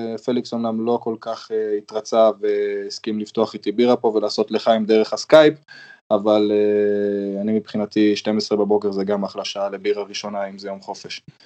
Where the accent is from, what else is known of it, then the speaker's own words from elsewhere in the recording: Israel; also born or lived in Germany (born); now in Germany; אני בתור ישראלי שהגיע אז לגרמניה